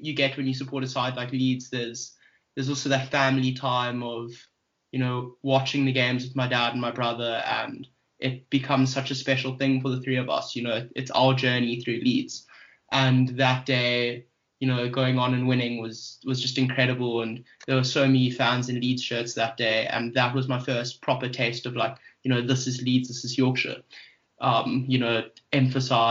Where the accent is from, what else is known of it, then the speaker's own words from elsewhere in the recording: South Africa; being South African